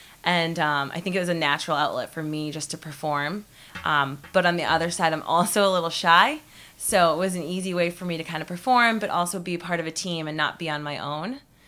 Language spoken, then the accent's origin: English; New England, United States; I am from New England